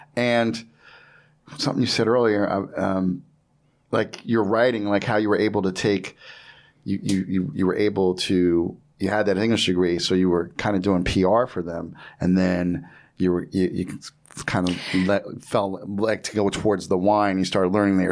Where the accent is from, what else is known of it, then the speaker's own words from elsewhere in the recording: New Jersey, United States; I'm from Jersey.